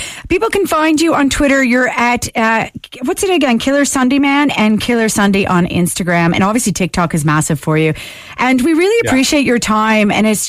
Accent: Canada; now in Ireland

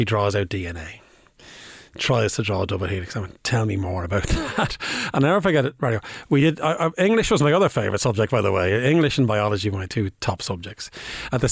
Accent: Bray, Leinster, Ireland; I'm from Bray, County Wicklow.

